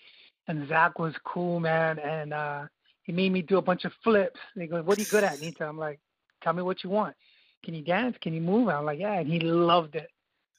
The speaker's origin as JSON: {"language": "English", "region": "Hawaii", "country": "United States", "said": "I'm from Hawaii"}